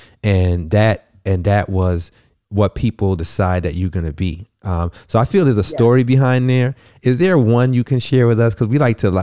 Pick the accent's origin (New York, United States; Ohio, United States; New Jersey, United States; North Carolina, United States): New York, United States; I'm also from the projects. I come from Bronx Ripper Projects in New York